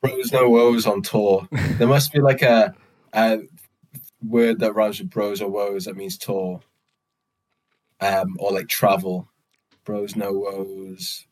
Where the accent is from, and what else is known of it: United Kingdom